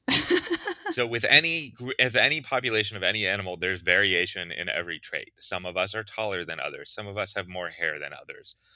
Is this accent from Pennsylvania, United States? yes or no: yes; Pittsburgh, Pennsylvania, United States; I grew up in Pittsburgh, pretty far from the ocean